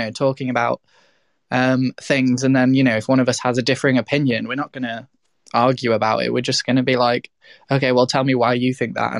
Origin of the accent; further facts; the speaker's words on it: Midlands, United Kingdom; also born or lived in South of England / North of England; I was born in the South, like raised in the Midlands, and then lived in the North because I went to uni.